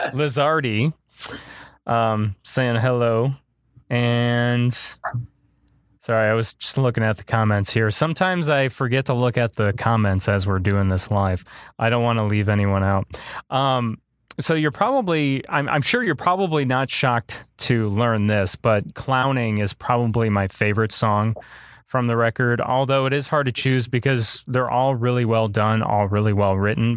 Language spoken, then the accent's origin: English; Illinois, United States; my hometown area that I live in, in, in Illinois